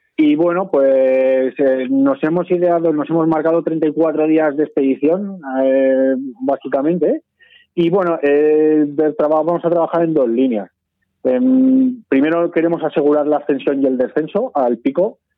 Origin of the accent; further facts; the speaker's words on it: Sabiñánigo, Aragon, Spain; mi infancia la pasé en Sabiñónigo